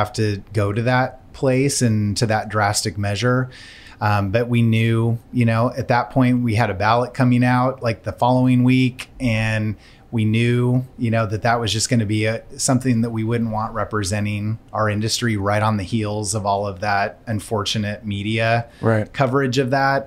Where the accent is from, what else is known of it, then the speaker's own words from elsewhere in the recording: California, United States; moved away as an adult; now in Nashville, United States; I grew up in California, so I'm newer to Nashville. I've only been here 7 years now